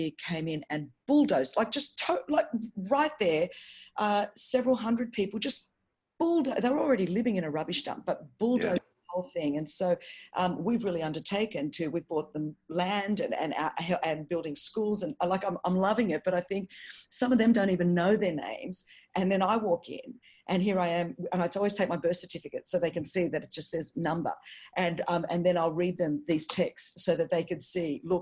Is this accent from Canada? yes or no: no; Sydney, New South Wales, Australia; I wasn't born at Crown Street Women's Hospital here in Sydney